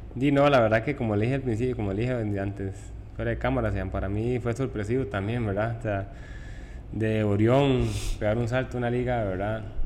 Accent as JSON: {"language": "Spanish", "town": "Tibás", "region": "San José", "country": "Costa Rica", "tie": "born or raised there", "also_born_or_lived": "Puerto Viejo", "said": "yo nací en San Juan, Colima de Tibás"}